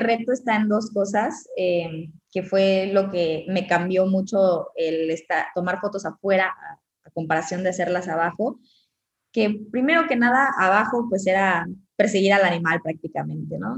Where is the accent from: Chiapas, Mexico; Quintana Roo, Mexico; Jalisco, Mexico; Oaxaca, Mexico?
Quintana Roo, Mexico; Cancún; yo nací en Cancún